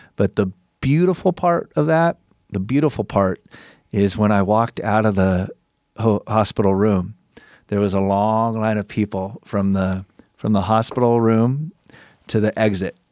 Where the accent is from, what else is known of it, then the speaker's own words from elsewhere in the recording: Chula Vista, California, United States; I grew up born and raised in Chula Vista, raised by a single mom.